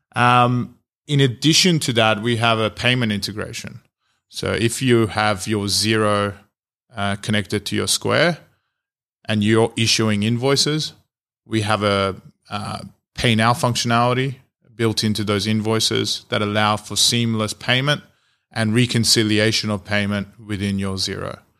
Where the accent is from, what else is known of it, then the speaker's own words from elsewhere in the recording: Australia; moved away as an adult; now in United States; I'm Australian, so I'm an Australian entrepreneur that's moved to the US